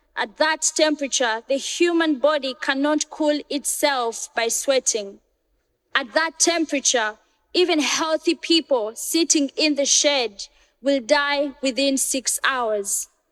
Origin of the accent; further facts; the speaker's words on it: Florida, United States; I grew up in Florida